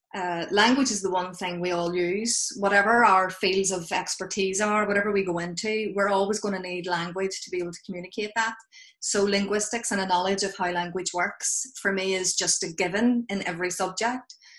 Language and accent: English; Belfast, Northern Ireland, United Kingdom; accent: Belfast; moved away; my accent is from Belfast